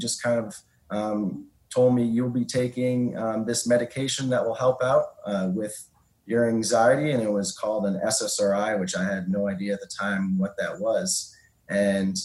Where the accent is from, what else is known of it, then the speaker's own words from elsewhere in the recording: Boston, Massachusetts, United States; I'm from the Boston area